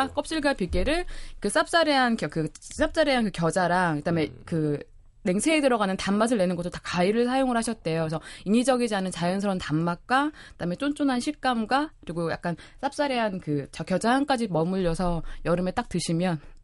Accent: Jeolla, South Korea; 제가 전라도에서 자라서

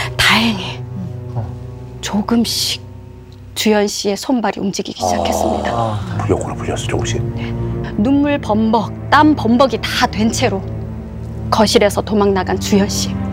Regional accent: Busan, South Korea; 부산 네. 해운대구 출신이거든요

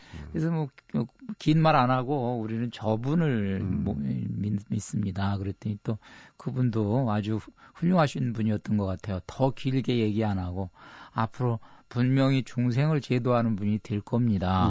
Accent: South Korea; 나 한국에서 왔다.

